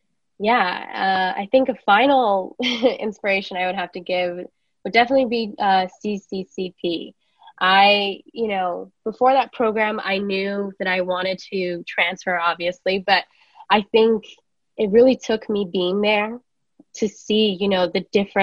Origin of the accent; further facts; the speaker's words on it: Los Angeles, California, United States; I grew up in East LA.